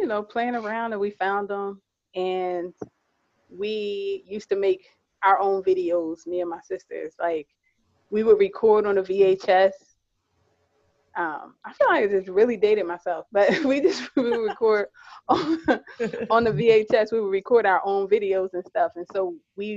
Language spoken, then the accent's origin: English; New Jersey, United States; I'm a Jersey girl